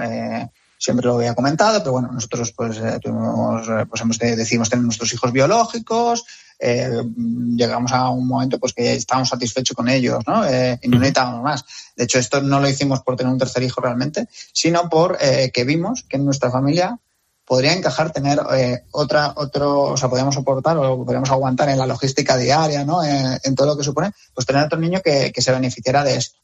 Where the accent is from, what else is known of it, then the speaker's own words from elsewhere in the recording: Madrid, Community of Madrid, Spain; que soy de Madrid, por la Comunidad de Madrid